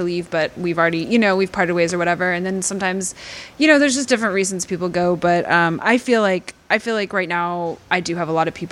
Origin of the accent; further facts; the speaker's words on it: Texas, United States; I grew up in Texas